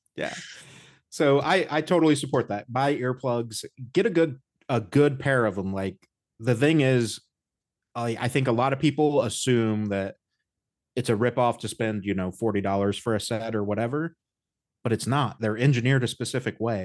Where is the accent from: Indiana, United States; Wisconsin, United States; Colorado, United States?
Indiana, United States; I grew up in the Midwest. I'm from Indiana